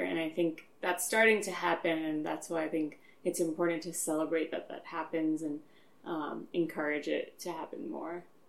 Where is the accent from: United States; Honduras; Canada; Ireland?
United States; Long Island, New York; now in Philadelphia, United States; originally from Long Island.